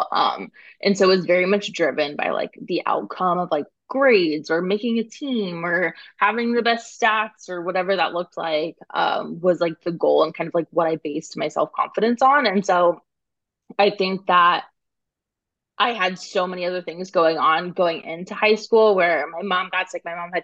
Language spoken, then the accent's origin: English; Phoenix, Arizona, United States; moved away as an adult; also born or lived in New York / California; now in Bay Area, United States; I live in the Bay Area currently. I grew up in Phoenix, Arizona.